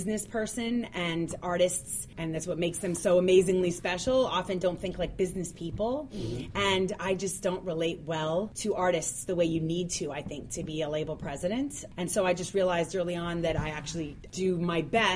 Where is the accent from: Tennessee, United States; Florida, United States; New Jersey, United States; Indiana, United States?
Florida, United States; North Miami; I grew up in North Miami